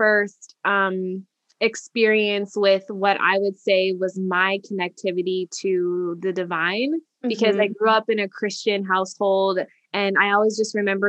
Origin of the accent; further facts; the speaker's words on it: a small town in Indiana, United States; moved away as an adult; also born or lived in Washington, District of Columbia, United States; being from a small town in Indiana and then having, you know, moved across the country to DC